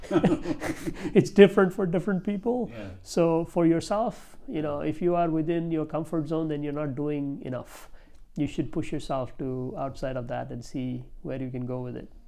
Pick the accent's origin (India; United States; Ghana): India; I'm from India